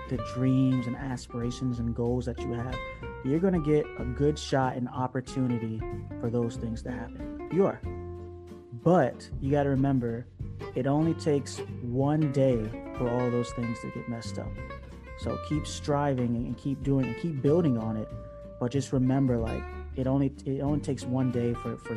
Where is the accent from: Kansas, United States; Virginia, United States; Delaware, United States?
Virginia, United States; Newport News; my hometown and base is in Newport News